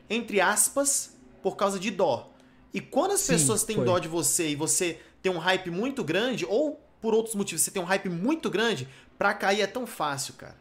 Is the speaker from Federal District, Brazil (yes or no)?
yes; Brasília, Federal District, Brazil; Eu sou de Brasília